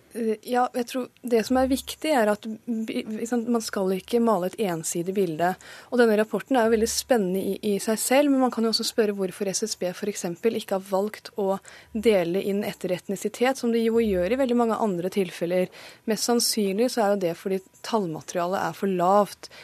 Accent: Pakistan; now in Norway; jeg er født i Pakistan

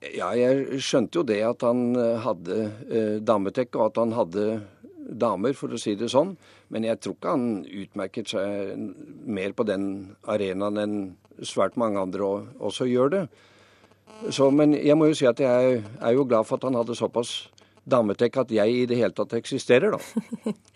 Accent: Lillehammer, Innlandet, Norway; jeg vokste opp på Lillehammer, så langt vekk fra havet som mulig

